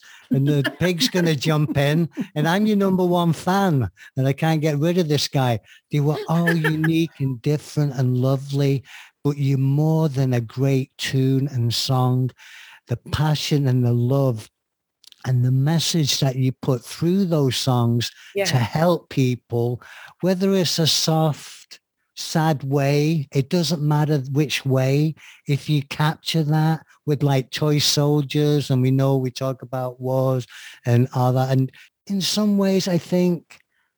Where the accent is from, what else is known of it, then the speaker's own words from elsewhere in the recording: Manchester, North West England, United Kingdom; being a Mancunian, Lagerlout, soccer fan